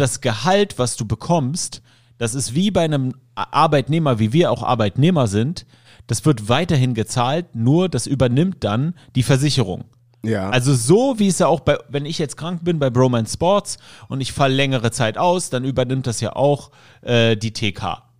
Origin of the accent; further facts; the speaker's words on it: Germany; also born or lived in Syria; ich bin aus dem Kinderheim aus Syrien ähm, adoptiert worden hier und bin dann nach Deutschland gekommen